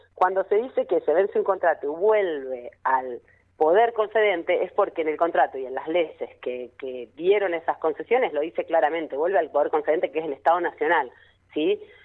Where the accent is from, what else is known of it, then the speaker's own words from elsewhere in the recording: Neuquén, Argentina; yo soy requete contra Neuquina, soy recontra la más neuquina de todas